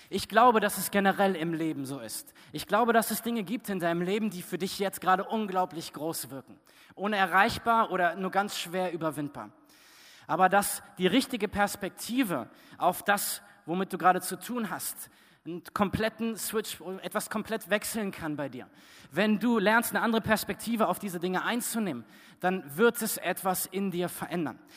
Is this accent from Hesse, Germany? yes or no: yes; Fritzlar, Hesse, Germany; zurückgekommen nach Fritzlar. Als ich Jugendlicher war, ähm, und wir sind dann dort wieder hingefahren, wo ich groß geworden bin.